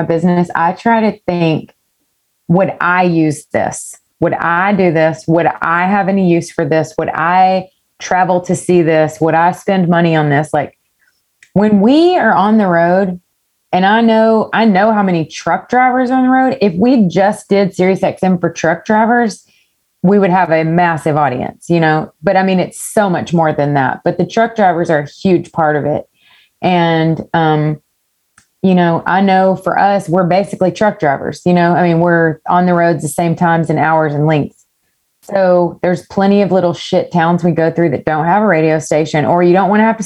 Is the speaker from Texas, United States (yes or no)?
yes; East Texas, United States; I grew up in East Texas